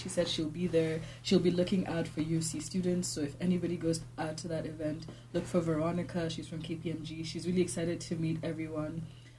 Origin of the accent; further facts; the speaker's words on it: Kenya; … is a Nigerian name, but I'm Kenyan.